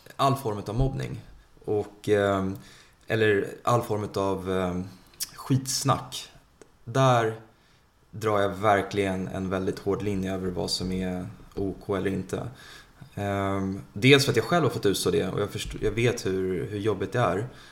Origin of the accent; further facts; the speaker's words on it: Sweden; also born or lived in India; Vi svenskar